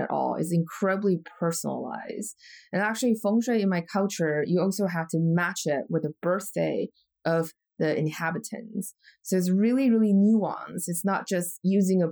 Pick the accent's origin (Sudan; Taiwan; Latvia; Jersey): Taiwan; moved away; I'm from Taiwan originally, we're really close to China in many different ways culturally